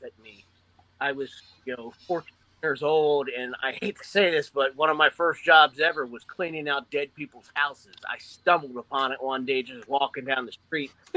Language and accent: English; Suitland, Maryland, United States; we grew up in Suitland and Forestville and Capitol Heights, just outside D.C.